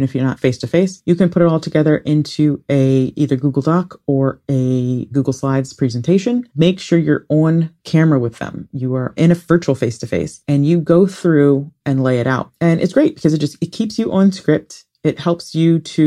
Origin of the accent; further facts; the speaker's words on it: Ohio, United States; I grew up in Ohio